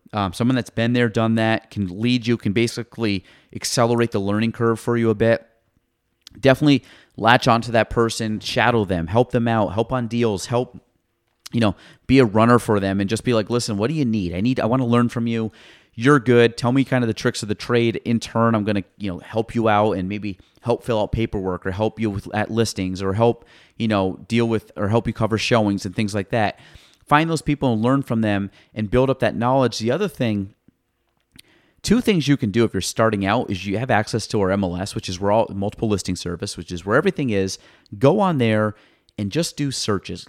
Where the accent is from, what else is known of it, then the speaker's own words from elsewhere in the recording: Clinton County, New York, United States; I grew up in Clinton County my entire life